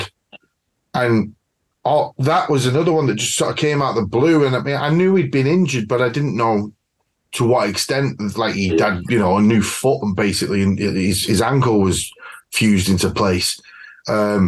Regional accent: United Kingdom; I'm British as well

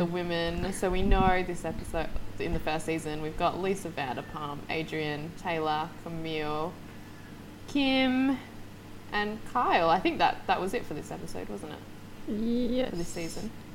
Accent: Australia; as an Australian

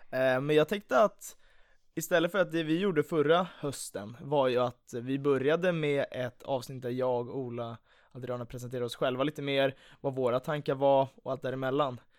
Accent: Stockholm, Stockholm County, Sweden; jag kommer från eh, Stockholm.

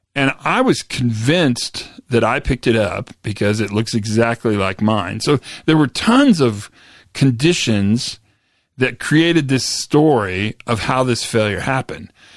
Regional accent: Western Kansas, United States; moved away; I grew up in Western Kansas

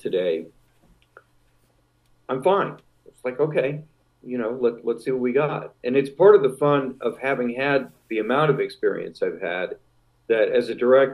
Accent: San Francisco, California, United States; I grew up in San Francisco

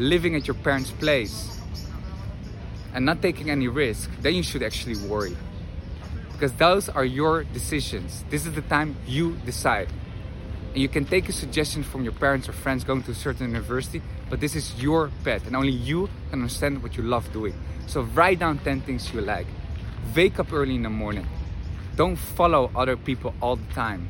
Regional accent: Netherlands; English is a second language; moved away as an adult; now in Madrid, Spain; I'm originally from the Netherlands, but spent here quite some time

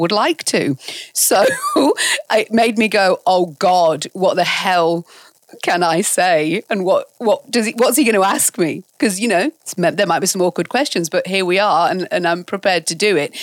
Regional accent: York, Yorkshire and the Humber, United Kingdom; moved away; also born or lived in Ealing, London / Bradford; we moved there when I was about 10 to York, and that's essentially where I grew up and fled the nest

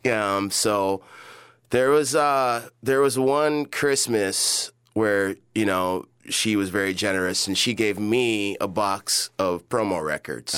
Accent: New York City, New York, United States; moved away; also born or lived in Illinois; where I grew up on Chauncey Street in Brooklyn, Bedford Stuyvesant

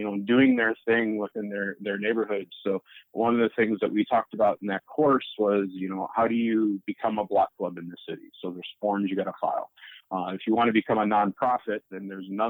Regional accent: South Lyon, Michigan, United States; also born or lived in Pontiac, Michigan / Maine; now in Detroit, United States; My family, I grew up in South Lyon, which is far from the city.

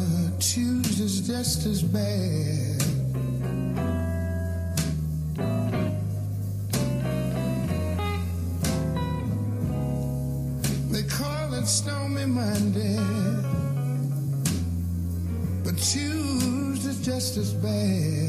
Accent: Houston, Texas, United States; moved away; also born or lived in Port Arthur, Texas / Oakland, California; they moved from Port Arthur to Houston, and we grew up in Houston

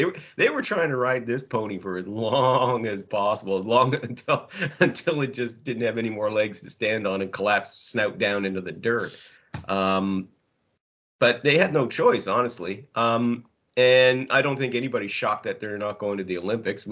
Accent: Canada; being the Canadian

